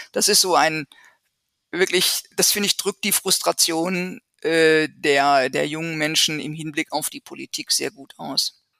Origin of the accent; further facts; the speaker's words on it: Germany; bei uns in Deutschland